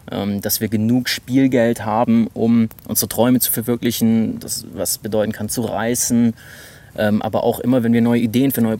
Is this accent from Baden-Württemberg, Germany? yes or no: yes; Stuttgart, Baden-Württemberg, Germany; ich bin 28 Jahre alt und äh, ich komme eigentlich aus Stuttgart, habe aber ein paar Jahre in den USA studiert mit 20